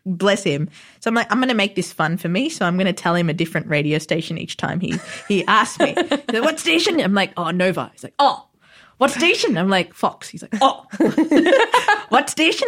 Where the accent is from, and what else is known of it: Melbourne, Victoria, Australia; born or raised there; also born or lived in Sri Lanka